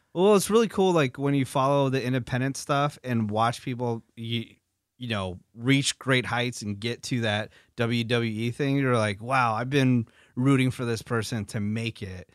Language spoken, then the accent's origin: English; San Francisco Bay Area, California, United States; moved away; I'm from the San Francisco Bay Area.